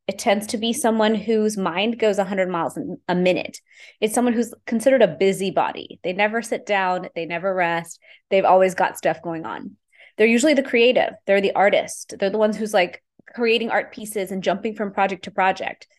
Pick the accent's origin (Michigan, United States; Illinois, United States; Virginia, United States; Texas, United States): Texas, United States; Houston; I grew up in Houston, Texas, growing up in a normal immigrant family